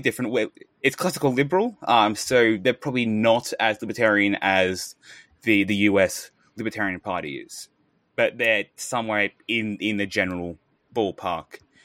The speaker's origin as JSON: {"language": "English", "country": "Australia"}